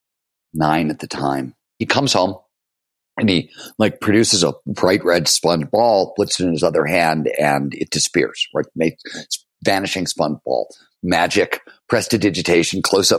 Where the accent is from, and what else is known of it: Cleveland, Ohio, United States; born or raised there; also born or lived in Chicago